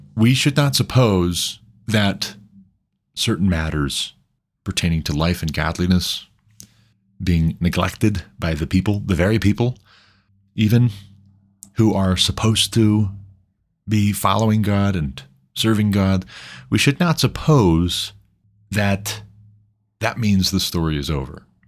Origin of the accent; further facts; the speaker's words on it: United States; I'm an American, but my ancestors came from somewhere